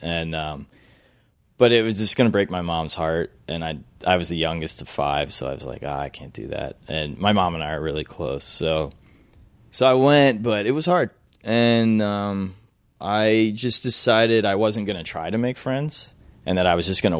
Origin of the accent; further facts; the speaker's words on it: Cleveland, Ohio, United States; also born or lived in Marietta, Georgia / Louisville, Kentucky; So I was born in Cleveland, Ohio. I lived there for 7 years. I moved to Marietta, Georgia, outside of Roswell, for 5 years. Moved to Louisville, Kentucky for 4 years.